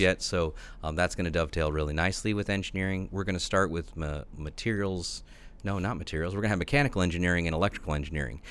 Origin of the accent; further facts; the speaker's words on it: New Jersey, United States; moved away as an adult; also born or lived in New York / Boston / Illinois; now in Bloomington-Normal, United States; I was born in New York, uh, grew up in New Jersey, and I spent most of my life, the formative years at least, in the Northeast.